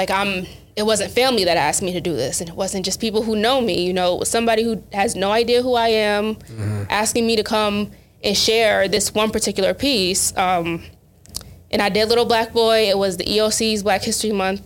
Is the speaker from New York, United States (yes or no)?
yes; Buffalo, New York, United States; I'm from Thatcher